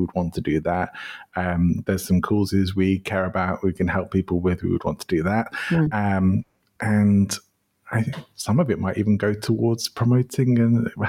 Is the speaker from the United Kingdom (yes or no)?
yes; England, United Kingdom; now in Spain; my favorite place probably has to be my home country, even though I did move to live in Spain, but I do still love going back to England.